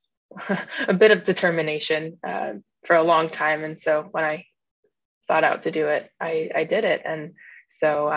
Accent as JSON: {"language": "English", "region": "New Jersey", "country": "United States", "tie": "born or raised there", "also_born_or_lived": "Austin, Texas", "moved": "yes", "lives_now": "New York City, United States", "said": "I grew up in New Jersey, quite a frequent beach goer with my family."}